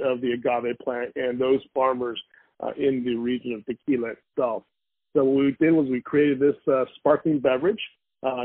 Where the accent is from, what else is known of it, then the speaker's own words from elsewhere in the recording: Valencia, California, United States; I grew up in Los Angeles, California, in a small town called Valencia at the time